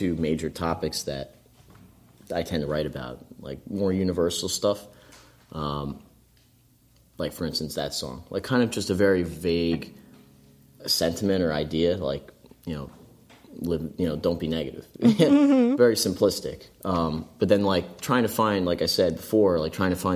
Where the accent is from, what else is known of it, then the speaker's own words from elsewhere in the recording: Hightstown, New Jersey, United States; I grew up in Hightstown.